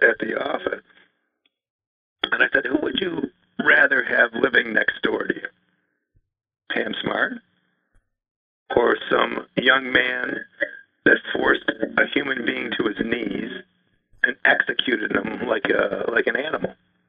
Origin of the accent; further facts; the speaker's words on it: Buffalo, New York, United States; now in New Hampshire, United States; having been born and raised in Buffalo.